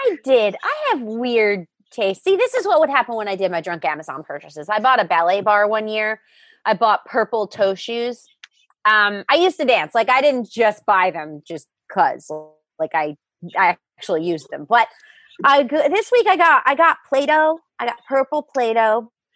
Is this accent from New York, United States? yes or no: yes; Long Island, New York, United States; moved away; I grew up on Long Island